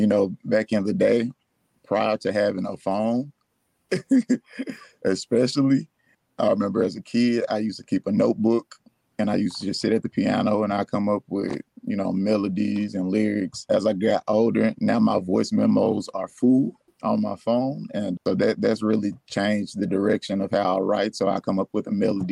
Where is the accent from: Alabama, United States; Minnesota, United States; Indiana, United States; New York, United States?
Alabama, United States; Florence; also born or lived in Nashville, Tennessee; I'm from Florence. I'm from Florence, Alabama.